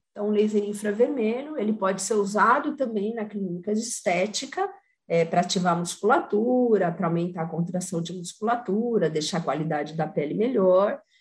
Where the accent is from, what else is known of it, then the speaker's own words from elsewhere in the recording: São Carlos, São Paulo, Brazil; Eu sou de São Carlos, para quem não sabe, eu moro em São Carlos.